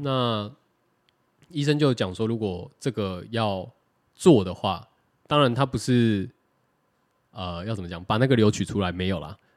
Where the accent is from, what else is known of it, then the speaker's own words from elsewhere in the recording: Taiwan; 我们台湾人